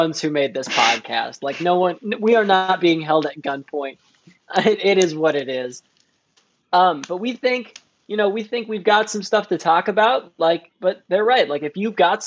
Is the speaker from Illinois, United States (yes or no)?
no; Wisconsin, United States; moved away as an adult; now in Los Angeles, United States; I'm not from Los Angeles. I'm from Wisconsin. I'm just posted up here for a little bit